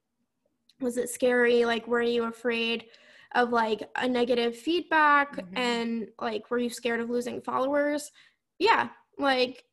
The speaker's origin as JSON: {"language": "English", "region": "Vermont", "country": "United States", "accent": "Vermont", "said": "my Vermont accent"}